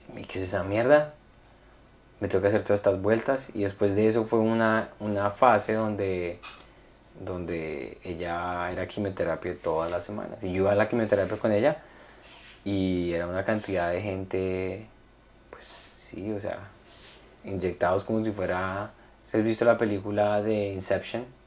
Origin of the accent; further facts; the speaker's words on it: Colombia; moved away; cuando yo estaba pequeño en Colombia